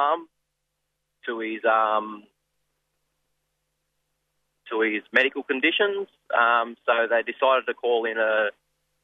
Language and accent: English; Kempsey, New South Wales, Australia; I'm from Kempsey, Dungutty land